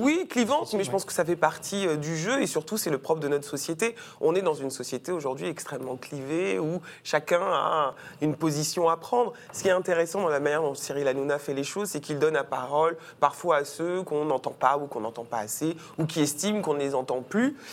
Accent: French Guiana; j'ai grandi dans la Guyane de Christiane Taubira

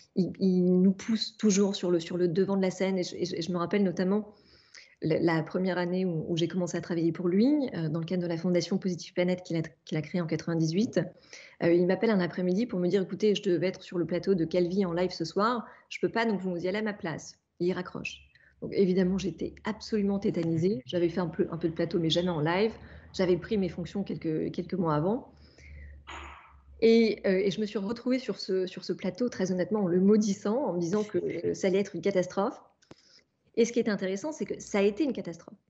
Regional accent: Normandy, France; je suis née en Normandie

